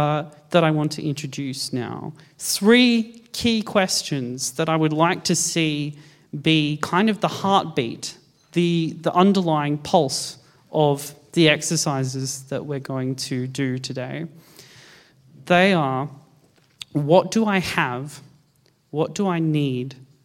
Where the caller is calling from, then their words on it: Melbourne, Victoria, Australia; I am on Wurundjeri land in Melbourne